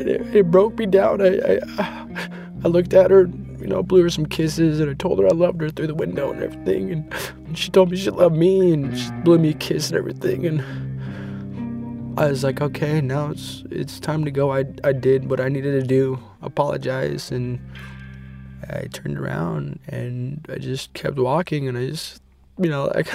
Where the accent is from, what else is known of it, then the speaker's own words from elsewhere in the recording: Colville Confederated Tribes, Omak, Washington, United States; I'm from the Caldwell Confederated Tribes, Nomak, Washington.